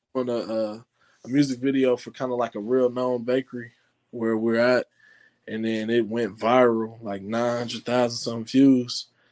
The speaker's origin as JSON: {"language": "English", "town": "Indianapolis", "region": "Indiana", "country": "United States", "said": "I'm from Indianapolis, Indiana"}